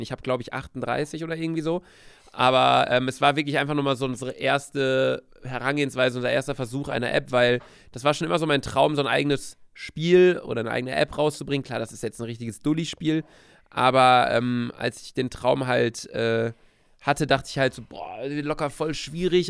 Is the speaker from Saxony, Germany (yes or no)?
no; Bielefeld, North Rhine-Westphalia, Germany; moved away as an adult; also born or lived in Cologne; now in Hamburg, Germany; war zu Hause bei uns in Bielefeld